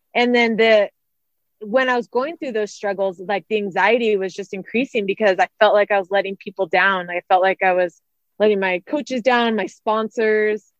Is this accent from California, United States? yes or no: yes; Santa Rosa, California, United States; moved away; also born or lived in Arizona; I grew up in Santa Rosa, um, California, so Northern California